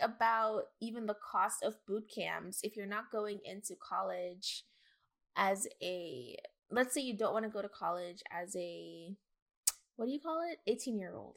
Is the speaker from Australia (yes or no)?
no; Jamaica; now in United States; as a Jamaican immigrant